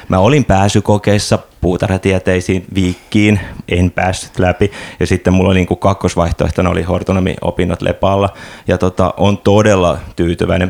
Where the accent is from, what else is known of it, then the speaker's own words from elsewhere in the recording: Tampere, Pirkanmaa, Finland; moved away; mä Tampereelta kotoisin